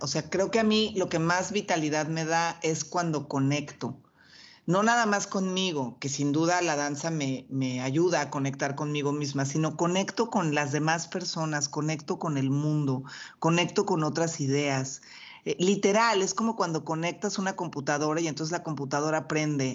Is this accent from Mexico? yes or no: yes; Mexico; yo además soy mexicana